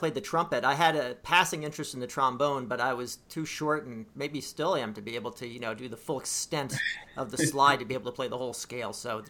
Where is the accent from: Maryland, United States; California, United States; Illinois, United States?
Maryland, United States; Bethesda; I grew up in Bethesda.